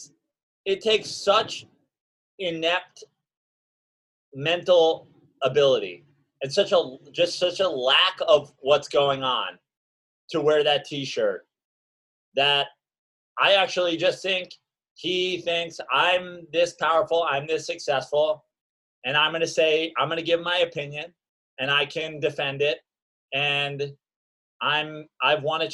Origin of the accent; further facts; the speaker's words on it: Westchester, New York, United States; also born or lived in Greenwich, Connecticut; I am from Westchester, New York